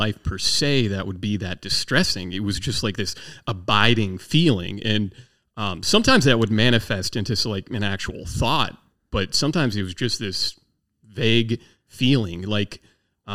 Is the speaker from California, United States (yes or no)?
no; southern Maryland, United States; also born or lived in Naval Air Station Patuxent River, Maryland / Las Cruces, New Mexico; I was about 6 years old when the parents bought a horse farm down in southern Maryland. So I actually grew up on 30 acres of land